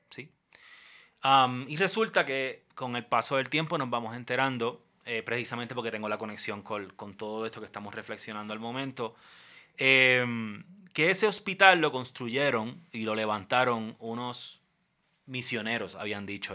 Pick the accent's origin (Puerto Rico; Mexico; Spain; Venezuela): Puerto Rico; moved away as an adult; also born or lived in Bayamón, Puerto Rico; now in Bogotá, Colombia; soy puertorriqueño em, y miembro de la Iglesia Cristiana Discípulos de Cristo en Puerto Rico, eh, específicamente de la Iglesia Cristiana Discípulos de Cristo La Central en el pueblo de Bayamón